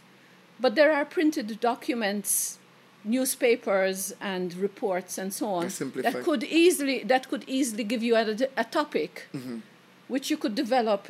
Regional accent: Malta; growing up in Malta

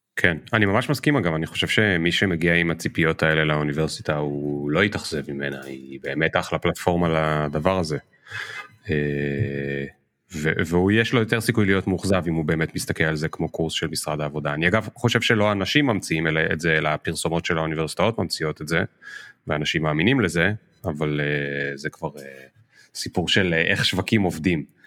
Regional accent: Krayot, Haifa District, Israel; אני גדלתי בקריות

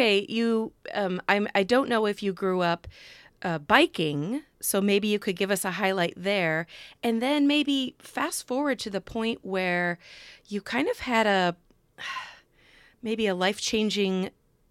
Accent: Midwest, United States; I'm a Midwesterner as well

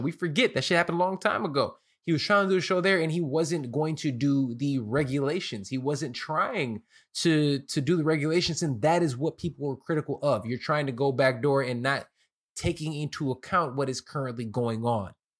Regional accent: Chicago, Illinois, United States; I'm from Chicago

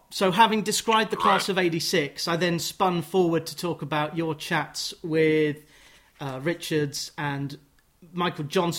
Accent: Watford, East of England, United Kingdom; I'm in Watford. I grew up in Watford.

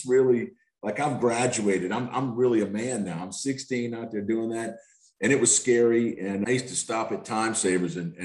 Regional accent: Covington, Louisiana, United States; also born or lived in New Orleans East, Louisiana; I grew up in a little town called Covington, Louisiana

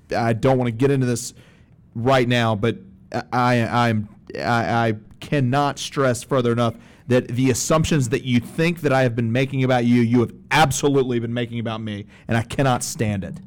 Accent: Alabama, United States; I grew up Jewish in Alabama

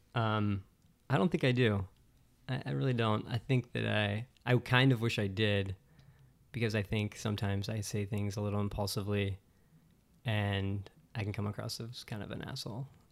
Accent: Western Pennsylvania, United States; moved away as an adult; also born or lived in Pittsburgh / Phoenix / California; I was born and raised in Western Pennsylvania, kind of like the woods, middle of nowhere

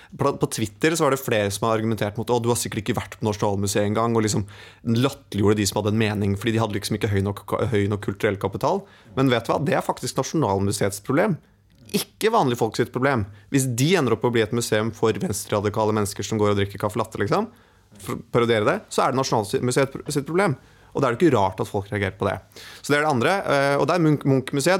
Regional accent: Hedmark, Innlandet, Norway; jeg er fra Hedmark

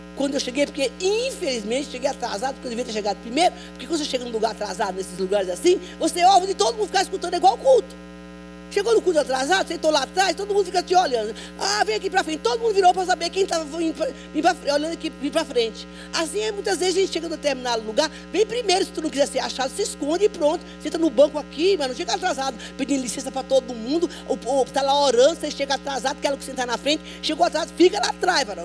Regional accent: Bahia, Brazil; eu sou baiana

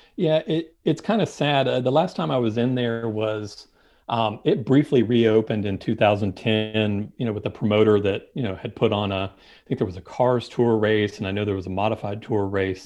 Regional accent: Winston-Salem, North Carolina, United States; now in Charlotte, United States; I grew up just outside of Winston-Salem, and so that was my home track

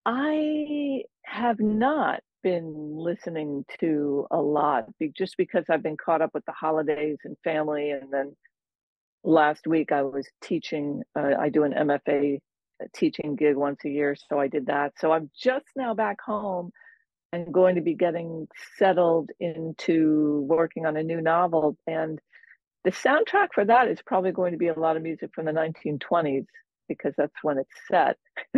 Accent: New York, United States; also born or lived in Washington, District of Columbia, United States; now in Maine, United States; But I grew up in New York, in the New York metro area, and I lived in DC for 14 years before I moved here.

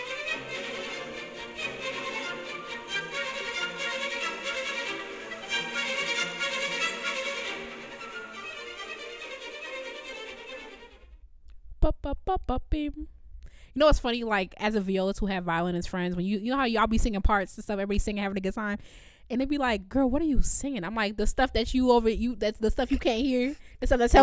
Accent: Evanston, Illinois, United States; I'm from Evanston

